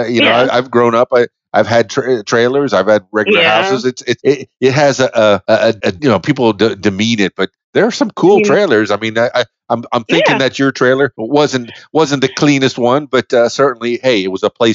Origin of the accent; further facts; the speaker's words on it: Florida, United States; I grew up near the Everglades.